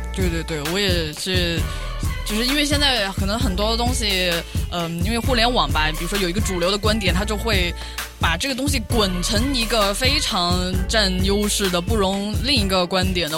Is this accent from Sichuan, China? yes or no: yes; Pengzhou, Sichuan, China; moved away; 大家都知道我的老家是彭州